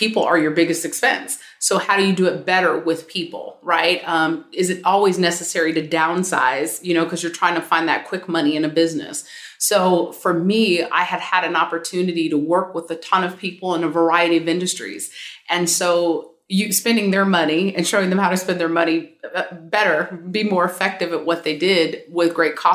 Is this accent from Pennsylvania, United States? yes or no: no; San Francisco, California, United States; moved away as an adult; now in Philadelphia, United States; San Francisco Bay Area, born and raised and educated there for college